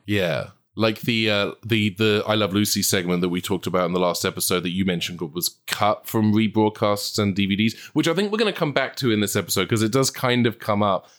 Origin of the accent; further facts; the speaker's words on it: England, United Kingdom; moved away as an adult; now in Los Angeles, United States; You can probably tell from my accent, I come from a country who, uh, w, our main thing is like, it's gonna rain